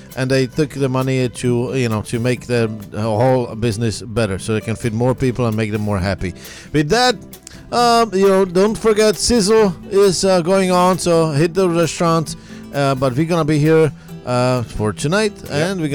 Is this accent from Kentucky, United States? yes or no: yes; Kentucky, United States; accent: Kentucky; just like you fixing my my Kentucky accent here